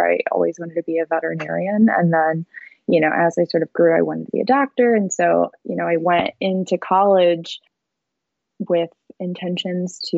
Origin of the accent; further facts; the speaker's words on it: St. Louis, Missouri, United States; I grew up in St. Louis, or a suburb right outside of St. Louis.